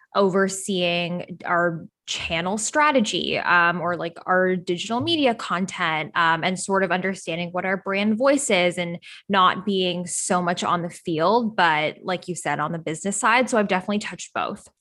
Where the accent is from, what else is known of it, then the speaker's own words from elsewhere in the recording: Toronto, Ontario, Canada; moved away as an adult; now in Los Angeles, United States; I was born and raised in Toronto